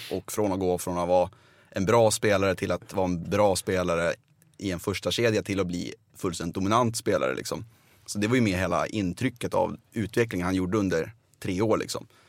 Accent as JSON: {"language": "Swedish", "area": "outside Uppsala", "region": "Uppsala County", "country": "Sweden", "tie": "born or raised there", "said": "jag är uppväxt utanför Uppsala"}